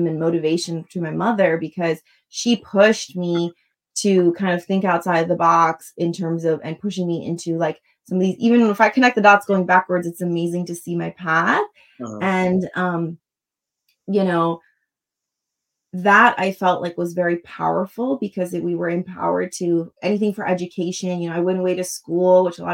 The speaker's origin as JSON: {"language": "English", "area": "Long Island", "region": "New York", "country": "United States", "tie": "born or raised there", "said": "I was born in Long Island, New York to immigrant parents"}